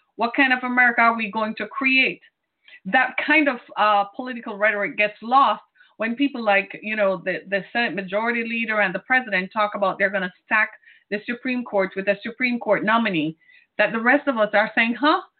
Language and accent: English; Detroit, Michigan, United States; my city into it and my home state of Michigan